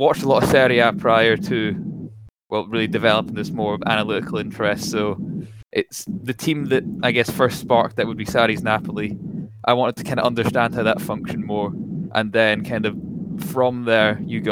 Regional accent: Scotland, United Kingdom; accent: Scottish; accent-wise, you can probably pick it up. I'm Scottish

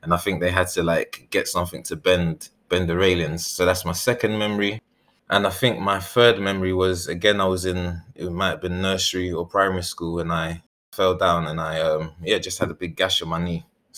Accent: Ghana; I say, I'm Ghanaian, because that's what I really sort of resonate with. And that's where I first learned about the world.

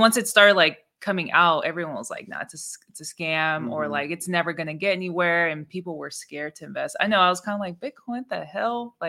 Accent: California, United States; I've born and raised in Cali, never been anywhere

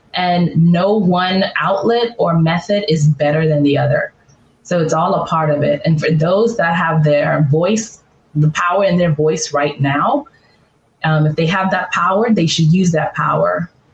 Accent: Bahamas; also born or lived in California; now in Atlanta, United States; I grew up in the Bahamas

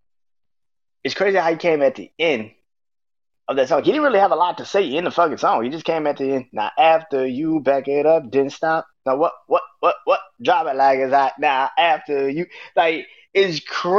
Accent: New Orleans, Louisiana, United States; being from New Orleans, I can speak from a kid that grew up listening to the Cash Money records.

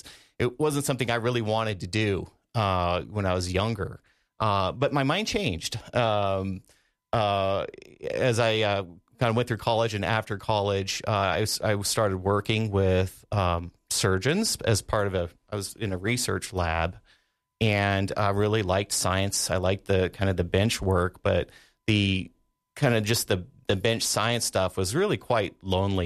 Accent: Sheridan, Wyoming, United States; moved away as an adult; I grew up here in Sheridan, and Sheridan's always been my home

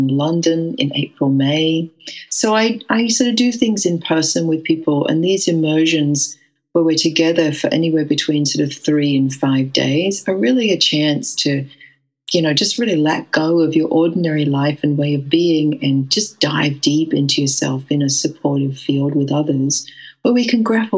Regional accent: Western Australia, Australia; moved away as an adult; also born or lived in England; although I grew up in Western Australia, I left to go to England when I was 20 years old.

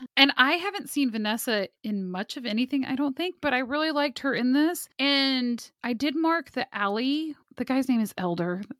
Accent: Kansas City, Kansas, United States; I'm from Kansas City

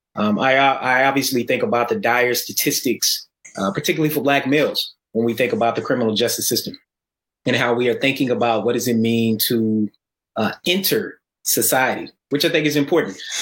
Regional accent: Atlanta, Georgia, United States; also born or lived in Tennessee; I grew up in Atlanta, and I'm originally from Tennessee

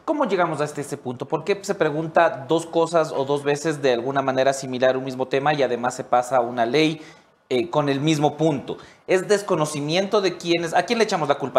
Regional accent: Ecuador; todos los ecuatorianos

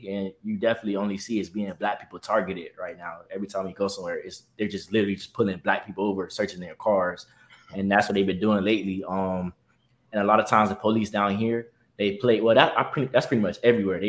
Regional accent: Miami, Florida, United States; where I'm from, you know, that gritty part of Miami

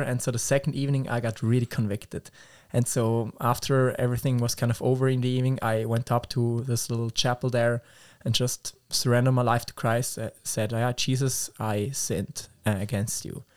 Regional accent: Schaffhausen, Switzerland; English is a second language; I'm from Switzerland, and the specific area is called Schaffhausen

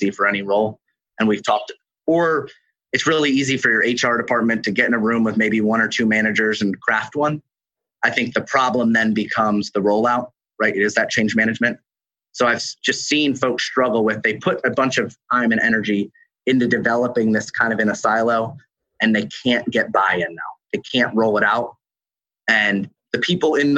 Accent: New York, United States; moved away; I am from New York originally

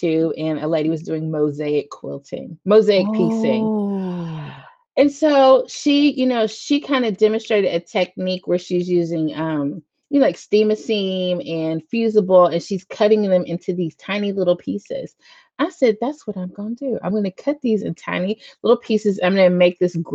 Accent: Huntsville, Alabama, United States; He went to school in my hometown in Alabama, A&M

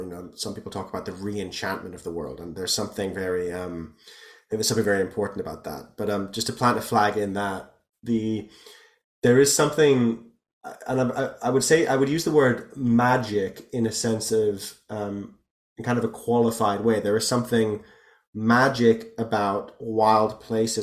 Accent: the Taunus, near Frankfurt, Hesse, Germany; I grew up, I'm half Irish and half German, and I grew up in a region of Germany near Frankfurt called the Taunus

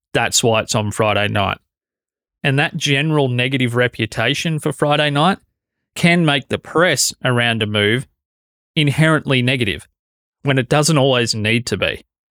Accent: Australia; as an Australian

